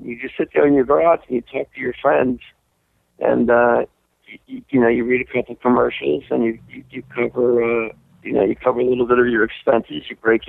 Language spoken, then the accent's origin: English; New Jersey, United States; a guy I grew up with in New Jersey.